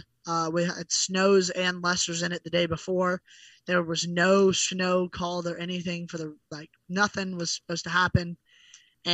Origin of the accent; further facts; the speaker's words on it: North Carolina, United States; moved away as an adult; now in Oklahoma, United States; I grew up in North Carolina